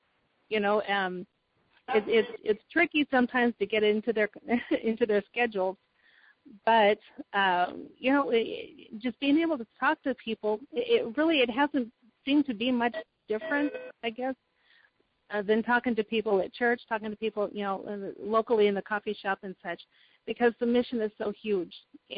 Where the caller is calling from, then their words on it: Oskaloosa, Iowa, United States; Oh, I'm in a town called Oskaloosa, Iowa, and we're about 70 miles southeast of Des Moines, which is kind of smack in the middle of the state.